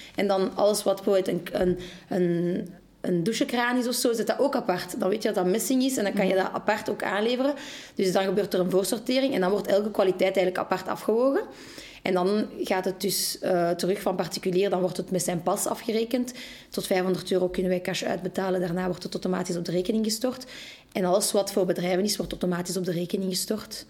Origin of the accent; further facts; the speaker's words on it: Molenbeek, Brussels-Capital Region, Belgium; Wij zijn ook geboren en getogen in Molenbeek